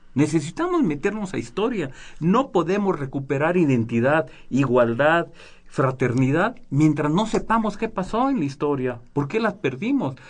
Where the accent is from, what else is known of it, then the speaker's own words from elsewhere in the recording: Mexico; somos paisanos. Y nos venimos platicando de México